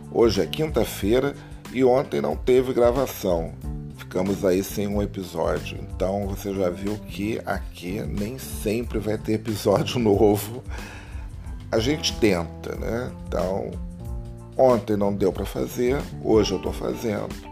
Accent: Rio de Janeiro, Brazil; Bom, você sabe, eu sou carioca, moro aqui e vou muito

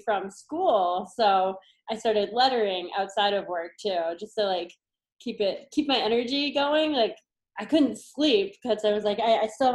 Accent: Mentor, Ohio, United States; also born or lived in Cleveland, Ohio; I'm from Mentor, Ohio. So definitely the heart of the Midwest

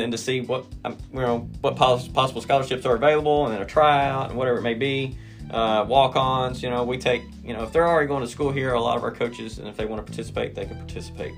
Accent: Durant, Oklahoma, United States; I am originally from Durant, graduated from Durant High School.

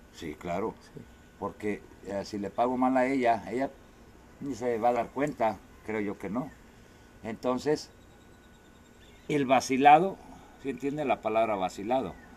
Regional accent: Mexico; where are you from? Digo, Totitlán.

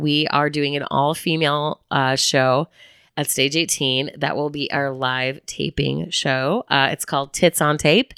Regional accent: Chicago, Illinois, United States; also born or lived in Bloomington, Indiana; now in Northwest Arkansas, United States; I'm from Chicago

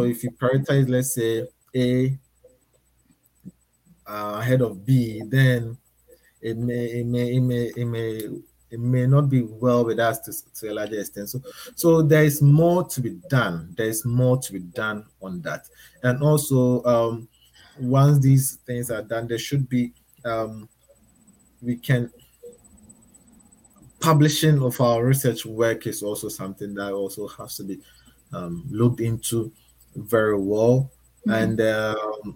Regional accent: Ghana; moved away as an adult; also born or lived in Thailand; now in Australia; I moved from Ghana to Thailand and now I'm in Australia.

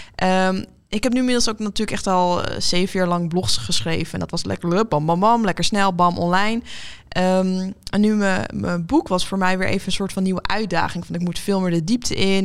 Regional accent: Leeuwarden, Friesland, Netherlands; now in Amsterdam, Netherlands; we hebben opgegroeid in Leeuwarden

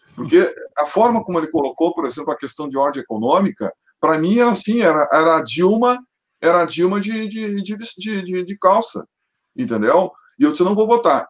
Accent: Brazil; eu sou brasileiro

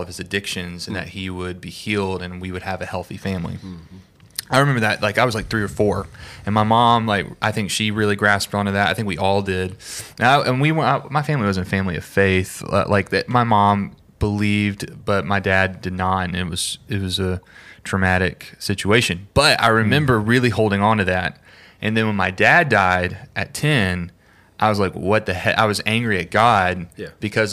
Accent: the South, United States; I grew up in the South

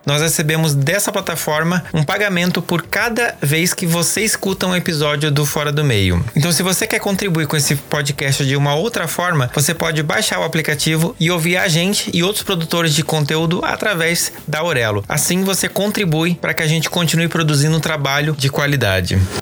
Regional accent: Santa Catarina, Brazil; Eu sou de Santa Catarina, né? Como vocês já estão carecas de saber. E eu lembro, assim, de uma situação que foi muito clara para mim. Eu cresci numa cidade que é colonizada por alemães

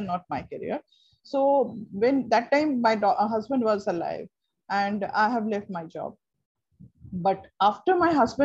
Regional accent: Kolkata, West Bengal, India; first language Bengali; English is a second language; I'm from Kolkata

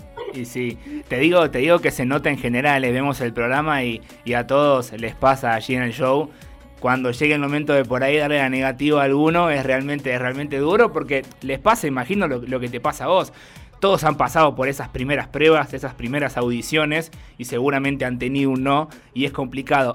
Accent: Argentina; una provincia nuestra

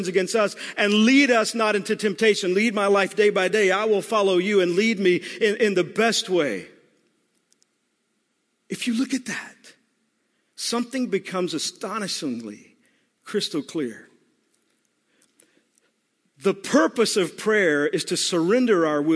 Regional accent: Texas, United States; I'm from Texas

